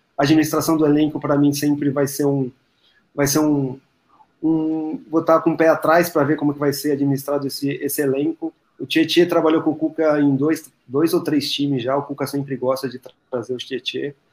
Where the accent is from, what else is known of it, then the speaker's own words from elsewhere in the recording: Brazil; a gente, como brasileiro